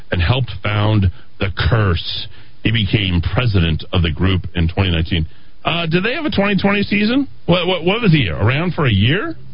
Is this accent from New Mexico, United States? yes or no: yes; New Mexico, United States; If people ask me where I'm from, I say I'm from New Mexico. You're not from here. Where are you from? You're from any place but New Mexico. This is home.